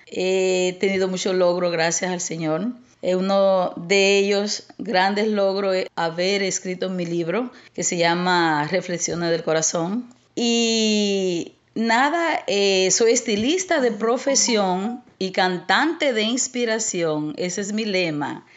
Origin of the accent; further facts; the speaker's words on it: Santo Domingo Este, Distrito Nacional, Dominican Republic; moved away as an adult; also born or lived in San Cristóbal, Dominican Republic; now in United States; me crié en un barrio en Los Minas